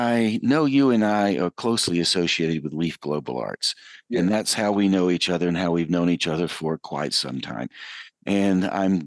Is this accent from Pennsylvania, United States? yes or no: no; Western North Carolina, United States; I grew up in Western North Carolina.